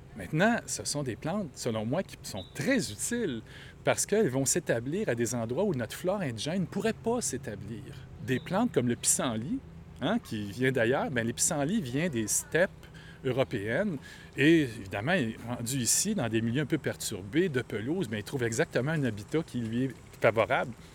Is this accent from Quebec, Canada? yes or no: yes; Montreal, Quebec, Canada; Moi, je suis quelqu'un de Rosemont.